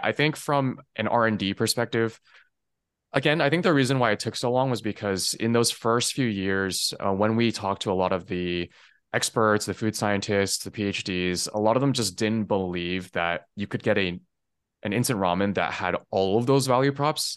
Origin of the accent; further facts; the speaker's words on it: Taiwan; moved away; also born or lived in California; I was born in California, um, but I spent most of my childhood actually out in Taiwan